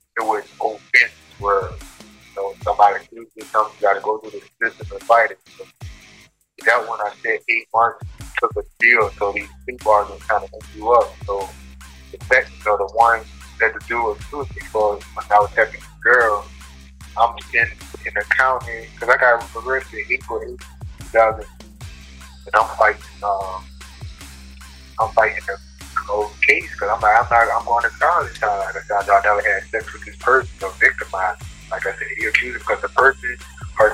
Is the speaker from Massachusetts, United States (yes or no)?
no; New Orleans, Louisiana, United States; moved away as an adult; also born or lived in Minnesota; now in Moose Lake, United States; I'm from New Orleans